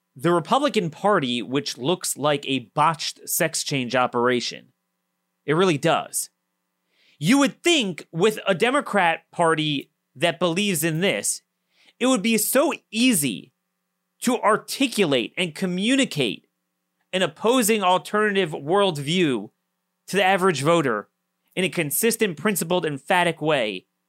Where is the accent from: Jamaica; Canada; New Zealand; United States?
United States; Maryland; my home state, the basket case of Maryland.